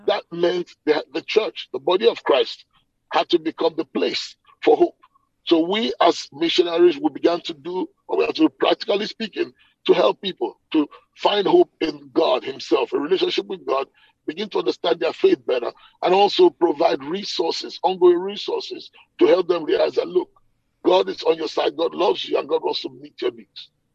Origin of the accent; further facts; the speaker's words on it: Nigeria; moved away as an adult; now in Atlanta, United States; I'm a Nigerian by birth. Okay, I grew up in Nigeria, but I've left Nigeria.